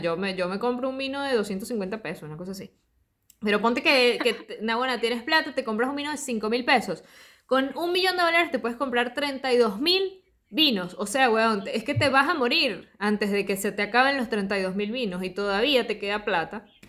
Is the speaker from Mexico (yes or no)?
no; Margarita Island, Nueva Esparta, Venezuela; moved away as an adult; now in Argentina; yo crecí en Margarita